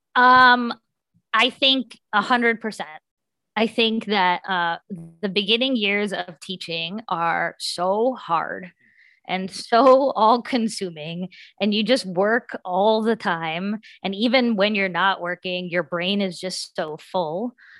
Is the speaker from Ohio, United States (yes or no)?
no; West Virginia, United States; I'm from West Virginia